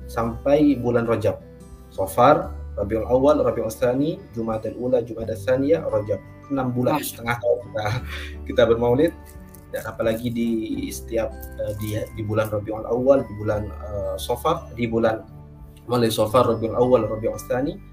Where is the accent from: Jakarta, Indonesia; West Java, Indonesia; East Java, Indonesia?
East Java, Indonesia; now in Situbondo, Indonesia; Jadi saya asal Madura, saya lahir dari di Madura, orang tua saya di Madura. Orang tua saya semuanya asal Madura. Tapi kemudian saya hijrah ke Situ Bondo